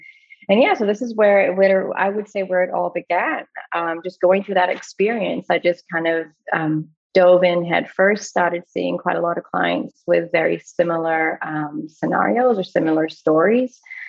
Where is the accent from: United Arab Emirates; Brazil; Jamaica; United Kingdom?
United Arab Emirates; Dubai; also born or lived in Australia; So I am Australian-born of Greek, Egyptian origin, and I did grow up in the Middle East. So I grew up in Dubai back in the 80s and 90s.